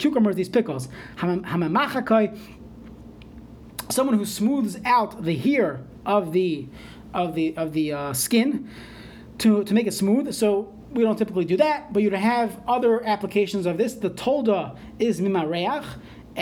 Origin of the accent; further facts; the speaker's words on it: New York, United States; moved away; I was growing up in New York